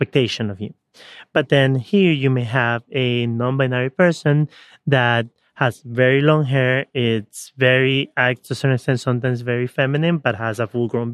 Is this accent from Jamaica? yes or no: no; Ecuador; when I was born, back in the 80s, early 80s, growing up in Ecuador, at age 4